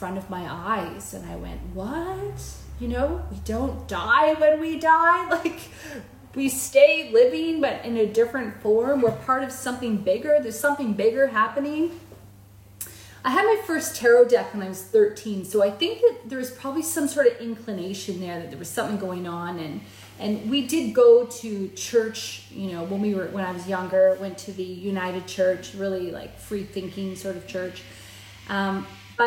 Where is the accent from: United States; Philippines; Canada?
Canada; moved away as an adult; now in Australia; I'm a Canadian living in Australia